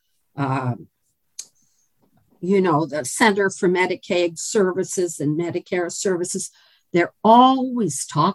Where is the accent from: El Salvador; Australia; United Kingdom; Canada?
Canada; accent: non-Kentucky; now in Kentucky, United States; you'll be able to tell from my non-Kentucky accent that I was born and raised in Canada